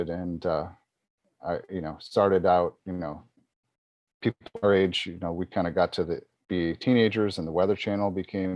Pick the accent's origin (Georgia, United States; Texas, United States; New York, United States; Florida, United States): New York, United States; Buffalo; I grew up outside of Buffalo, New York, a place which is kind of infamous for its severe snowstorms that happen